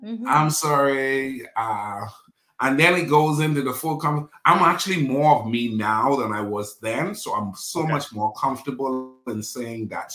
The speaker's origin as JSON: {"language": "English", "country": "Bahamas", "tie": "born or raised there", "moved": "yes", "lives_now": "Dallas, United States", "said": "I'm born and raised in the Bahamas, but I live in Dallas, Texas"}